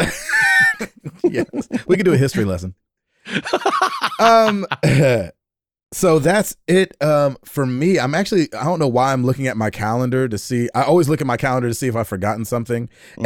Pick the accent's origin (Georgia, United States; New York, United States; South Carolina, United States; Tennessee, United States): Tennessee, United States; Nashville; I'm from Nashville, Tennessee